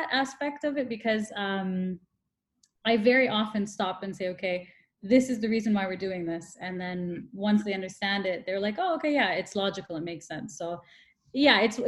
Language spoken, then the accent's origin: English; Toronto, Ontario, Canada; moved away as an adult; also born or lived in Brazil; now in Dubai, United Arab Emirates; I'm from Toronto, which is really multicultural as well